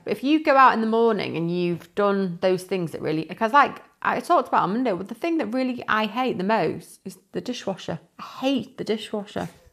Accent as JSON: {"language": "English", "town": "Windsor", "region": "South East England", "country": "United Kingdom", "moved": "yes", "lives_now": "Cheshire, United Kingdom", "said": "originally, I, I'm from Windsor, my parents still live there and everything"}